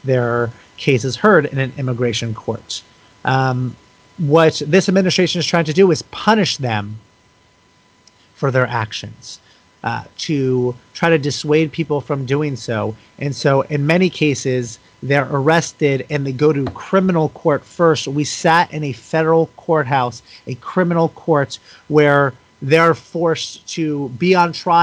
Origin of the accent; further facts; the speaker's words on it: United States; allowed me to be born in this country and given that privilege, given that passport simply because I was born into this country